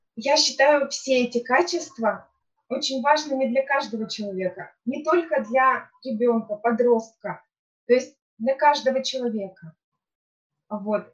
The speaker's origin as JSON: {"language": "Russian", "town": "Yekaterinburg", "region": "Sverdlovsk Oblast", "country": "Russia", "tie": "born or raised there", "said": "я из Екатеринбурга, коренная екатеринбурженка, родилась, выросла здесь"}